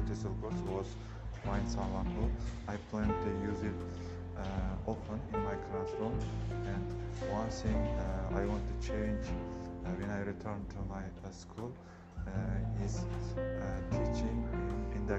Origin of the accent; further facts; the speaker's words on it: Samarkand, Samarqand Region, Uzbekistan; English is a second language; I am from Samarkand. I work at school 49.